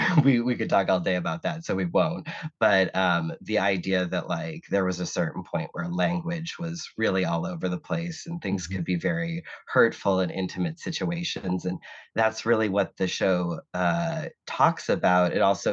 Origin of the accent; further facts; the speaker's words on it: Boston, Massachusetts, United States; I was born in Boston, Massachusetts, grew up, you know, a Red Sox fan and a Celtics fan, grew up with, you know, watching people save like car spaces in lawn chairs and like 4 feet of snow